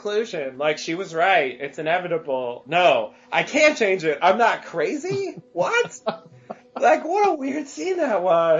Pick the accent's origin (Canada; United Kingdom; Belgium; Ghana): United Kingdom; Scotland; I know I'm Scottish, but come on.